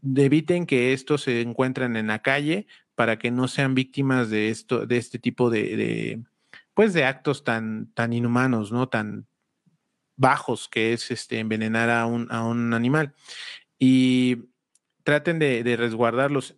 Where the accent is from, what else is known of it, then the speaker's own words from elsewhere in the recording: Huajuapan de León, Oaxaca, Mexico; nosotros somos de Guajopan de León, Oaxaca